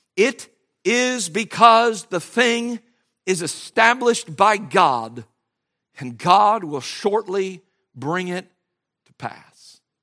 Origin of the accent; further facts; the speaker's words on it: United States; As American Christians